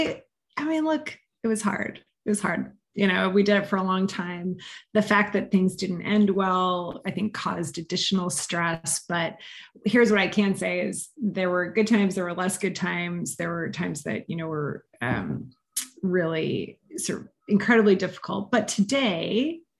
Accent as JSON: {"language": "English", "town": "Montreal", "region": "Quebec", "country": "Canada", "tie": "born or raised there", "also_born_or_lived": "London", "moved": "as an adult", "lives_now": "Denver, United States", "said": "So I'm Canadian originally. I grew up in Montreal"}